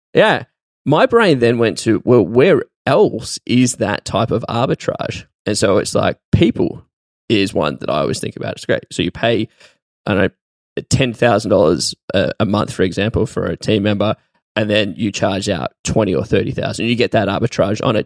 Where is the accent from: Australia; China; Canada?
Australia; as an Australian, I've never been to America